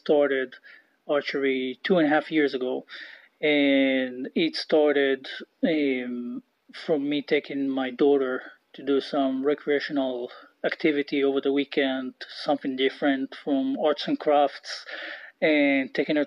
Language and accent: English; Israel; moved away; I grew up in Israel